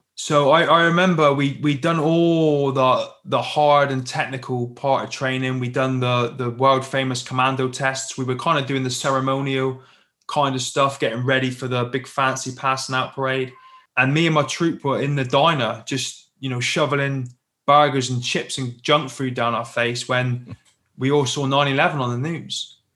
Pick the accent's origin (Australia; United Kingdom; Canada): United Kingdom; Plymouth, South West England; I grew up in the UK, as you can probably tell by my accent, down in the southwest in a little city called Plymouth just down on the coast